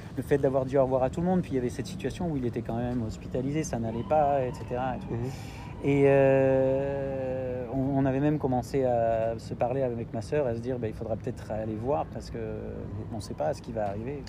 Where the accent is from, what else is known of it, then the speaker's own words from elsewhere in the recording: France; moved away as an adult; also born or lived in Korea; now in Canada; mes enfants qui sont aussi français